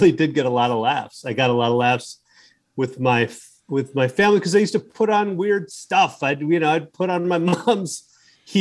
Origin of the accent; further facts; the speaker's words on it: Chicago, Illinois, United States; I'm from Chicago